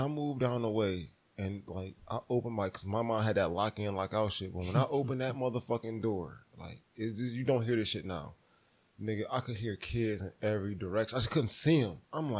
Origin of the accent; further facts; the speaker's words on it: Buffalo, New York, United States; We beating niggas down in South Buffalo out of their bikes